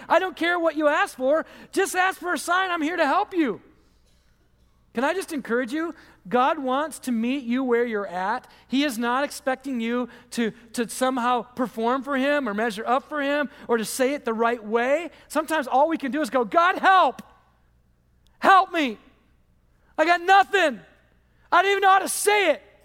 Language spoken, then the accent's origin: English; Michigan, United States; moved away; I'm from Michigan